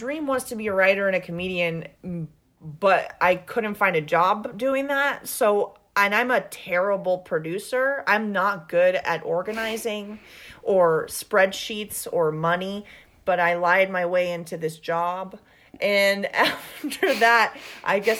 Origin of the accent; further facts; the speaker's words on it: Venezuela; accent: thick Venezuelan; moved away; I'm from Venezuela